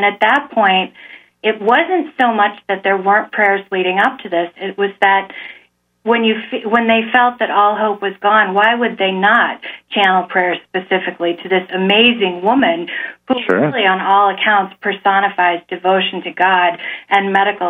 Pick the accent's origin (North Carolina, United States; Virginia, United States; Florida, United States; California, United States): Virginia, United States; born there; I was born in Virginia, but my parents have strong ties to Central New York